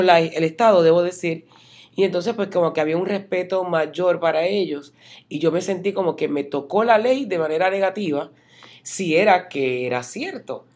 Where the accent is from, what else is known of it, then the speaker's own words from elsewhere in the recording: Puerto Rico; moved away as an adult; now in Central Florida, United States; uno viene de la Isla del Encanto, de donde soy yo